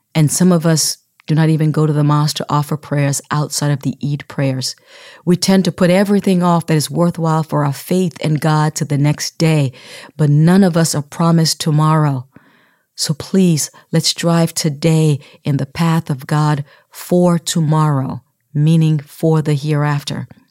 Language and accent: English; Sierra Leone; moved away as an adult; now in United States; I grew up in Sierra Leone and relocated to the United States at the age of nineteen